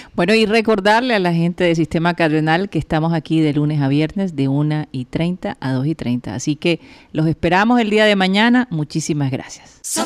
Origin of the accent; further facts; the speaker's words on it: Colombia; nuestro futuro como ciudadanos colombianos